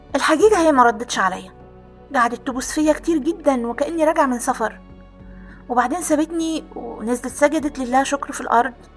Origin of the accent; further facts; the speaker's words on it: Aswan, Aswan Governorate, Egypt; احنا شارعنا الحجيجة على الطراز الفاطمي وزي ما قلت لك قبل كده انا كنا ساكنين في, في قلب مدينة أسوان